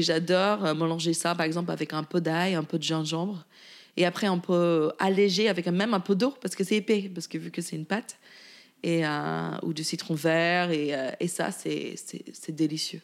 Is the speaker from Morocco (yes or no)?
no; Virginia, United States; French is a second language; moved away as an adult; also born or lived in La Rochelle, France; now in Paris, France; j'ai grandi en Virginie, côté Est